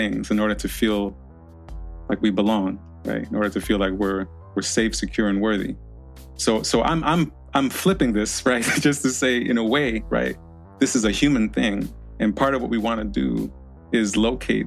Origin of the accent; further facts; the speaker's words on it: New York, United States; born and raised in New York, child of Haitian immigrants